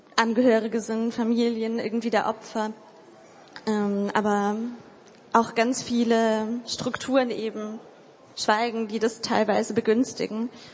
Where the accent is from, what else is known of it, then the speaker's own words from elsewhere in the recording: Hildesheim, Lower Saxony, Germany; Ich komme aus Hildesheim. Ich studiere dort literarisches Schreiben.